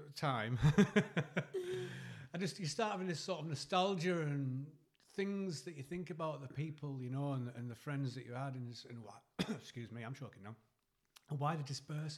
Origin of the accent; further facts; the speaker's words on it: Eston, North East England, United Kingdom; I moved from from Eston in like third year senior